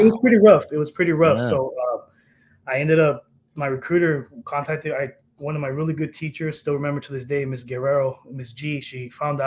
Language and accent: English; El Centro, California, United States; also born or lived in Del Rio, Texas; So I grew up in Southern California, Imperial Valley, so like El Centro, California, yep.